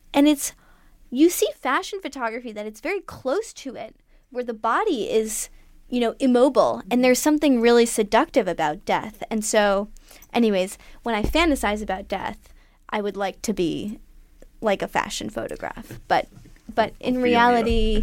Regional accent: New York, United States; I grew up in New York and I always grew up on a very high floor.

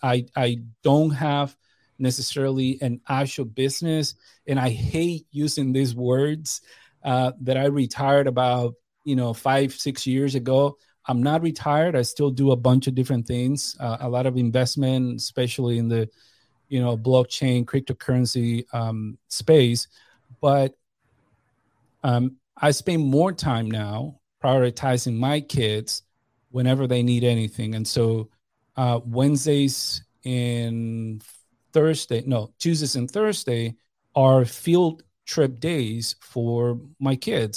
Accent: New York, United States; moved away as an adult; I grew up in New York.

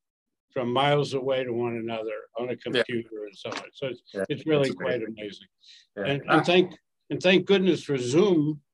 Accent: Washington, United States; moved away; I went to Washington, which is my hometown anyway.

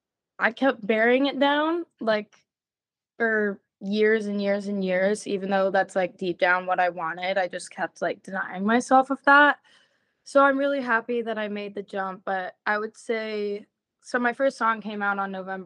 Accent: Memphis, Tennessee, United States; now in Nashville, United States; I go by she, her. I am from Memphis, Tennessee. I currently live in Nashville.

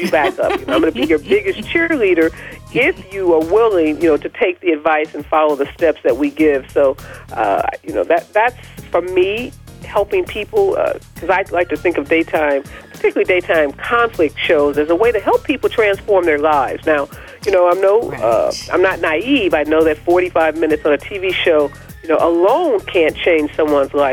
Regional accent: Midwest, United States; I'm from the Midwest

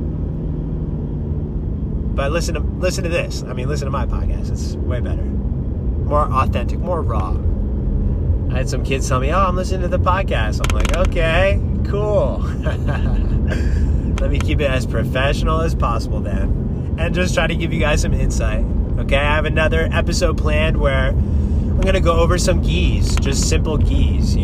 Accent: New Jersey, United States; now in California, United States; growing up in New Jersey, moving out to California

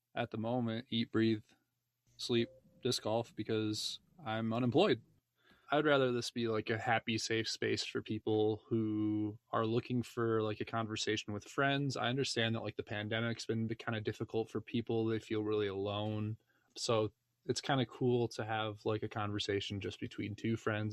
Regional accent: Michigan, United States; now in Parker, United States; I'm from Michigan as well. but I just moved into, uh, Parker, which is a sub part of Denver

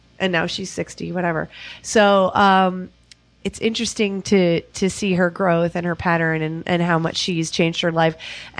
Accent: Ohio, United States; I was raised in Ohio.

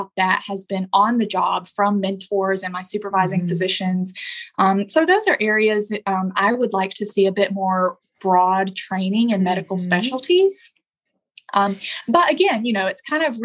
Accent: Alabama, United States; moved away as an adult; now in Los Angeles, United States; I'm originally from Alabama, as you can probably tell, but I've been out in LA for about 2.5 years now.

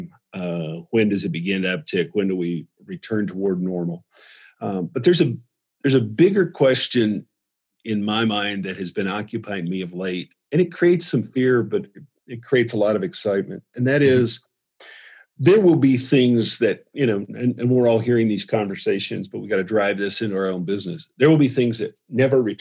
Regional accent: the South, United States; I'm from the South

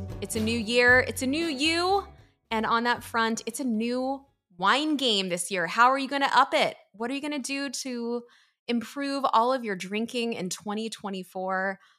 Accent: Philadelphia, Pennsylvania, United States; This is just how we talk in the East Coast, because you're from Jersey, I'm from Philly.

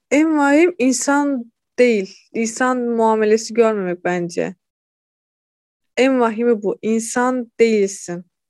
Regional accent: Hatay, Turkey; moved away as an adult; also born or lived in Kırşehir; Memleketime geri döndüm.

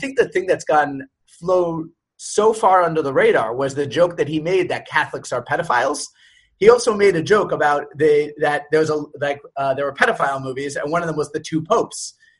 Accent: New York, United States; also born or lived in Long Island; I was born and raised in New York, and so being a conservative is not really something that happens when you're born and raised in New York, but I'm also a religious Jew, so it's a little more common amongst my people.

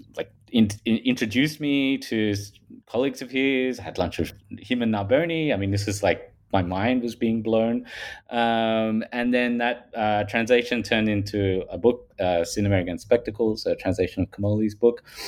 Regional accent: Australia; accent: Paul Hogan style; I'm from Australia. If people haven't picked that up from my um, Paul Hogan style accent

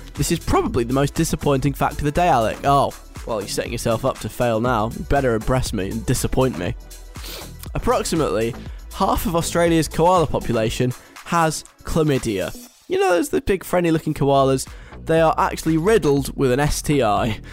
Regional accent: London, United Kingdom; moved away; I'm at home this week in London

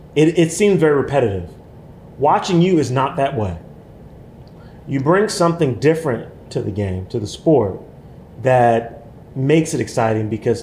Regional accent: New York City, New York, United States; being a New Yorker, a man of color, black man.

